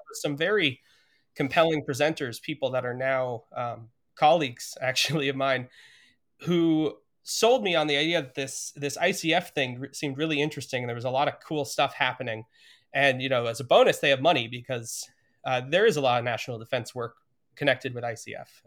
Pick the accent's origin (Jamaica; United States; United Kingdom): United States; Montana; moved away as an adult; also born or lived in Idaho; I grew up in Montana, which is a state with nothing nuclear except for bombs.